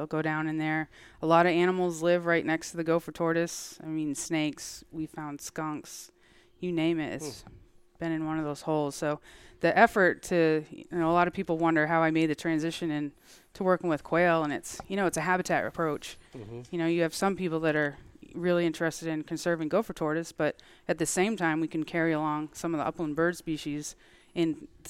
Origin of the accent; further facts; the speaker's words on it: Massachusetts, United States; moved away; I grew up in Massachusetts, showing horses, sheep, the whole thing